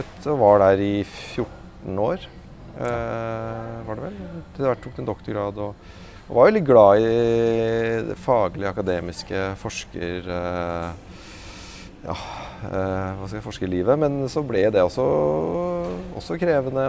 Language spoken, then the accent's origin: Norwegian; Oslo, Norway; oppvokst i Oslo